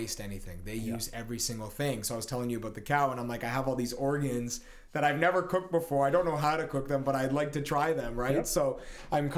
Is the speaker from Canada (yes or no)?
yes; Canada; My parents were both born here. And of course, I was born here. But I was raised more on the Italian side